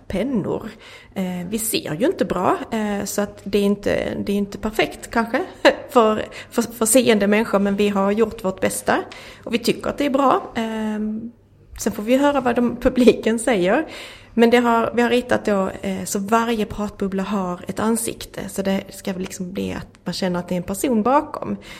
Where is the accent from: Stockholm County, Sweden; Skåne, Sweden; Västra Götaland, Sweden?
Skåne, Sweden; jag kommer ju från Skåne